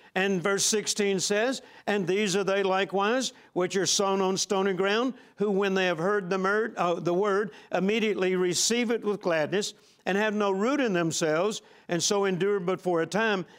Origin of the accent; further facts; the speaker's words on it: Vicksburg, Mississippi, United States; I was born in Vicksburg, Mississippi, on a farm, the same farm that my dad grew up on.